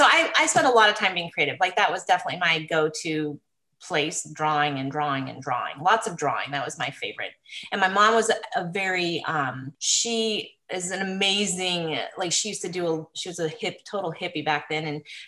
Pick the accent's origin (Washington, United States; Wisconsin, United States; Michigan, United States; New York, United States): Washington, United States; Willard; also born or lived in Alaska; We lived in Washington, Southern Washington, up in Willard, a logging town. My dad was a logger. And then we ended up moving to Alaska when I was 8 and lived in a very small town, 60 miles northeast of Anchorage for 4 years.